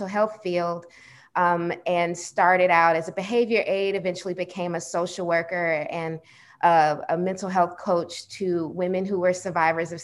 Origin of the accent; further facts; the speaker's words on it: Atlanta, Georgia, United States; I was born and raised in Atlanta